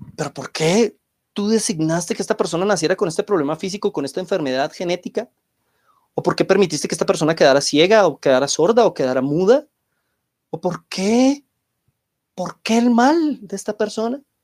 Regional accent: Colombia; en mi país, aquí en Colombia

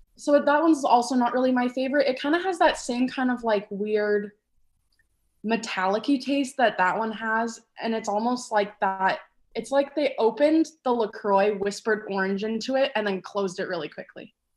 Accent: Atlanta, Georgia, United States; moved away; I grew up in Atlanta, Georgia

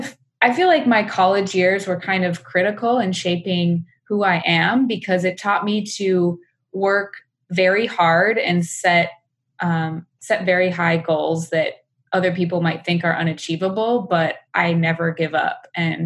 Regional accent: small town outside of Madison, Wisconsin, United States; moved away as an adult; now in San Francisco, United States; I grew up in suburban America in a small town outside of Madison, Wisconsin

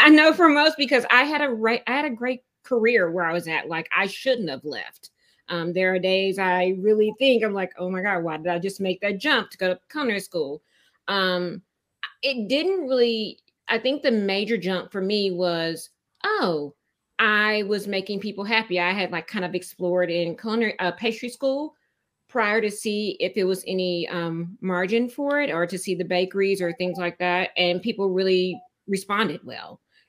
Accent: Tulsa, Oklahoma, United States; moved away as an adult; now in Austin, United States; So I am not an original Austinite. I came from Tulsa, Oklahoma. And that was about 15, 16 years ago I came. I came here because the job at the time that I had moved me down here

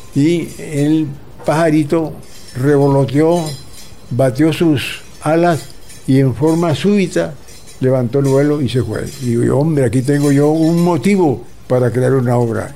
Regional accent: Soledad, Atlántico, Colombia; now in Barranquilla, Colombia; Cuando yo viví en los primeros años en mi pueblo de Soledad

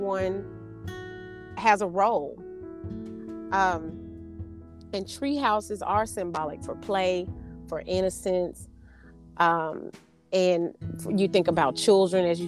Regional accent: Arkansas, United States; I'm from Arkansas, which is the natural state

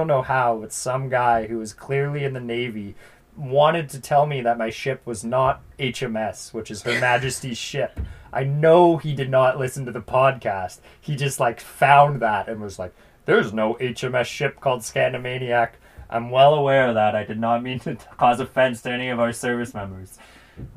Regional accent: Summerland, British Columbia, Canada; I'm from Falder, which is actually, like, a smaller town, part of Summerland.

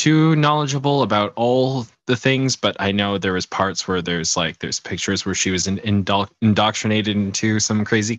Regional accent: Canada; I'm part of the Commonwealth. I'm Canadian.

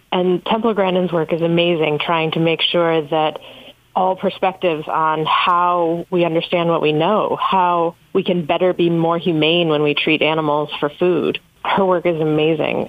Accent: North Country, New York, United States; moved away; growing up in the North Country

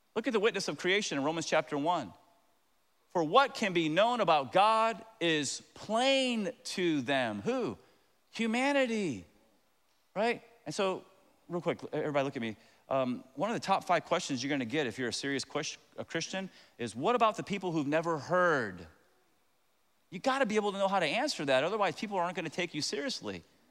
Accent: Tampa, Florida, United States; moved away; I am from Tampa. Very proud of it. My dad used to park cars

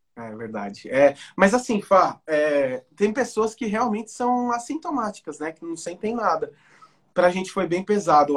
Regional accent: São Bernardo do Campo, São Paulo, Brazil; accent: interior; also born or lived in Indaiatuba; a gente foi criado em São Bernardo do Campo. E assim, quando a gente tinha uns 12 anos, a gente veio para Indaiatuba, que é interior de São Paulo

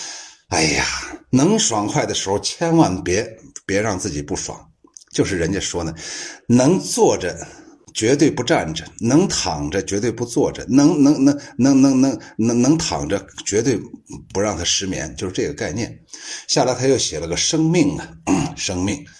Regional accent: Guangdong, China; 你们都是高智商，我也是广东人，对，好好听啊！

